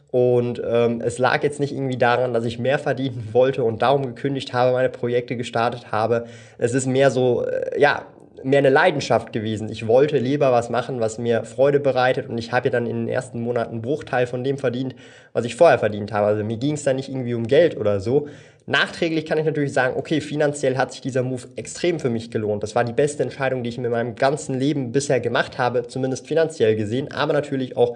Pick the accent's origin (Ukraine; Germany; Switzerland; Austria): Switzerland; born there; first language Swiss German; German is a second language; Und ich bin ja gebürtiger Schweizer, auch wenn man es mir jetzt nicht anhören mag von der, von der Stimme her oder vom Dialekt. Aber natürlich spreche ich normalerweise eigentlich Schweizerdeutsch und nur in diesen Videos spreche ich mit euch Hochdeutsch